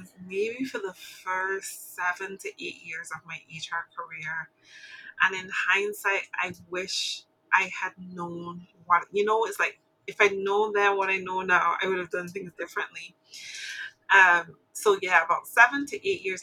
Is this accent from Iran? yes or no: no; Barbados; I'm from Barbados.